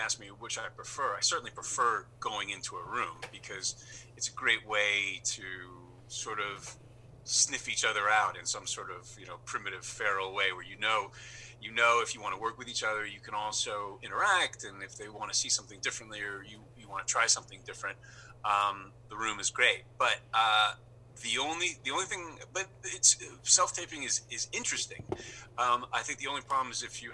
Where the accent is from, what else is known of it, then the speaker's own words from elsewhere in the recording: New York City, New York, United States; moved away as an adult; also born or lived in Los Angeles / Santa Ynez Valley; now in Toronto, Canada; I grew up in New York City